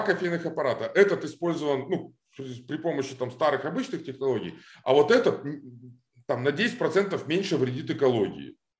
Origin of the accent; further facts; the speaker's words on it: Almaty, Kazakhstan; moved away as an adult; also born or lived in Moscow, Russia; now in Los Angeles, United States; я вырос в Алмате. То есть я реально, мне было два или три года, когда родители переехали из Москвы в Алмату. А, я вот рос в Алмате, школа, институт